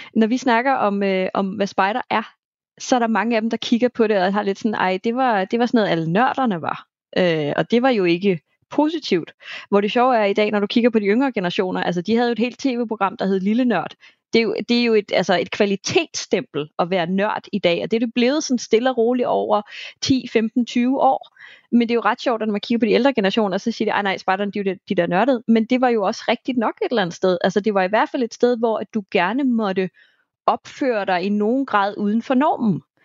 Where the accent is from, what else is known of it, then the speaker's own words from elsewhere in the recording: South Zealand, Denmark; now in Copenhagen area, Denmark; jeg selv fra Sydsjælland